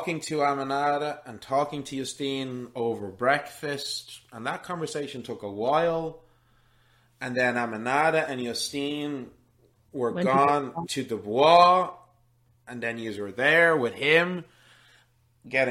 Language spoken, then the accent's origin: English; Ireland; I grew up middle class in Ireland in the 90s